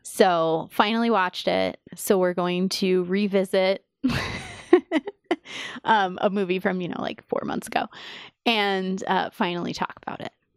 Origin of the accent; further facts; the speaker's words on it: New York City, New York, United States; I grew up in New York City